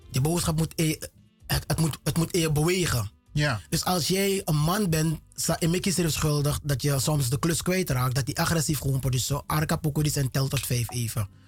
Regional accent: Lelydorp, Wanica, Suriname; Geboren in Lelydorp. Oké. Vanaf, eh, en heb daar gewoond tot mijn vijfde jaar en daarna in Ballona.

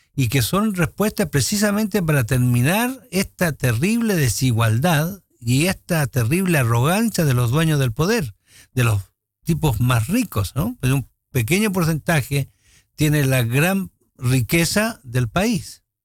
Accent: Chile; Somos todos chilenos

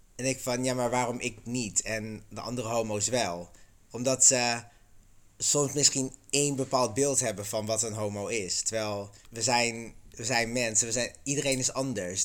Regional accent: Groningen, Netherlands; moved away; de provincie Groningen

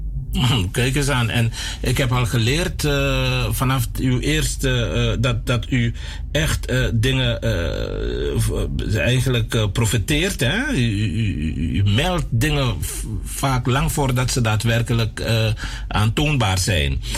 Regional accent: Suriname; wij al honderden jaren zijn we in Suriname

